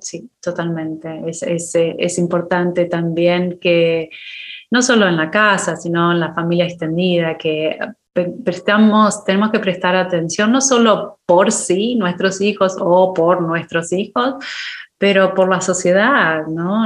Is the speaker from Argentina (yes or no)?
yes; Argentina; moved away as an adult; now in United States; la primera vez que me fui de Argentina